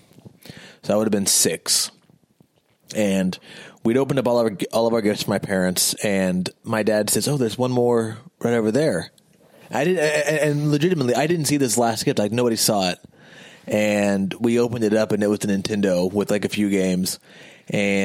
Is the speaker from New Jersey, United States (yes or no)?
no; Mattoon, Illinois, United States; My hometown of Mattoon, Illinois